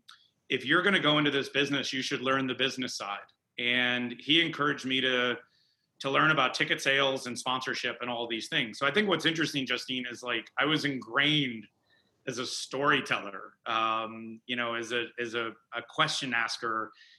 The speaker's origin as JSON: {"language": "English", "town": "Schaumburg", "region": "Illinois", "country": "United States", "tie": "born or raised there", "said": "I grew up in Chicago. I grew up in Schaumburg, Illinois"}